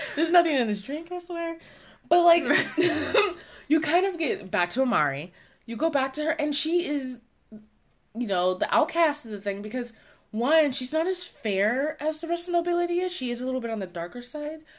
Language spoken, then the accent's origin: English; United States; accent: American; my American accent